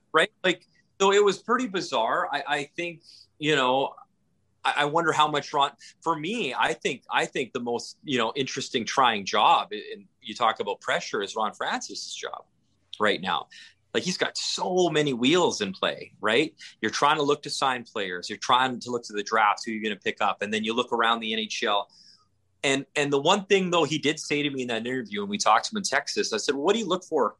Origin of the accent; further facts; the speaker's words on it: Northern Alberta, Canada; moved away; I grew up in Northern Alberta in the 80s